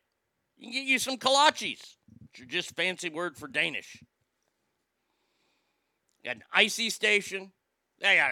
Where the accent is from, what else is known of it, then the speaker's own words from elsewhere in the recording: Garland, Texas, United States; also born or lived in Rockwall, Texas; I grew up in Garland.